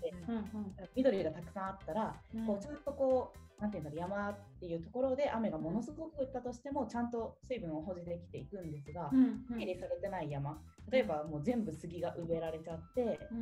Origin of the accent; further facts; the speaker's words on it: Kanagawa, Japan; 私神奈川出身で、うん、えとまあ、ていうのベッドタウンみたいなところで育ったので